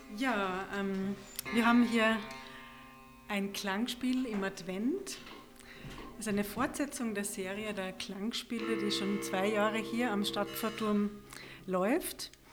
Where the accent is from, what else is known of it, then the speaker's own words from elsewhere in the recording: Austria; bei uns in Österreich